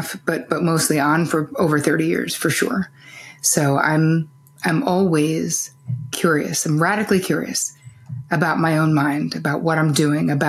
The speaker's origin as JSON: {"language": "English", "region": "New Jersey", "country": "United States", "tie": "born or raised there", "said": "growing up in New Jersey"}